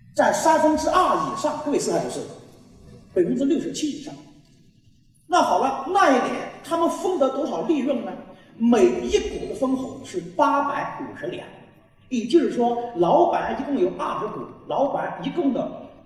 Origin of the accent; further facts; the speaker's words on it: China; 我们中国人